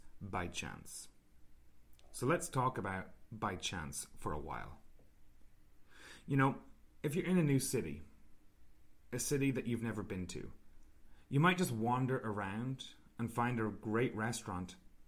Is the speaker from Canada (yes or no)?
no; Ireland; moved away; I'm originally from Ireland